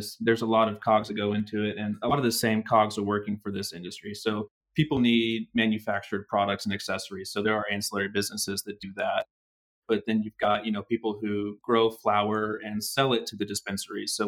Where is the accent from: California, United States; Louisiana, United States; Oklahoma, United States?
Oklahoma, United States; I'm getting to work with clients mostly in my home state